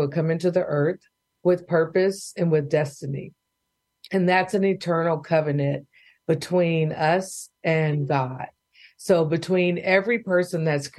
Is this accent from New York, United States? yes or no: no; Bay Area, California, United States; now in Oklahoma, United States; growing up in the Bay Area, oldest of three daughters